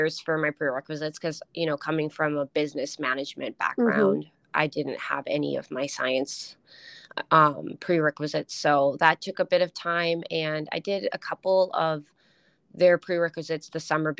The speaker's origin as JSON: {"language": "English", "town": "Duluth", "region": "Minnesota", "country": "United States", "tie": "born or raised there", "also_born_or_lived": "Colorado / Alaska", "moved": "as an adult", "lives_now": "Seattle, United States", "said": "the hospital in my hometown in Duluth"}